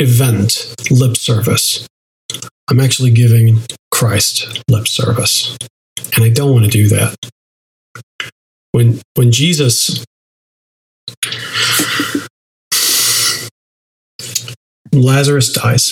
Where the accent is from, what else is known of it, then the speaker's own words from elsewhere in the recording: United States; we as an American culture